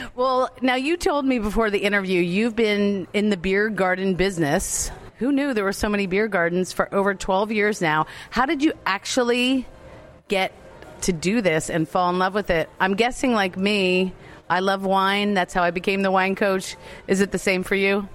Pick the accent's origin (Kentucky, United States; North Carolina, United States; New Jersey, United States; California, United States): New Jersey, United States; Asbury Park; now in Maryland, United States; here in Asbury Park, New Jersey, my hometown, I'm a Jersey girl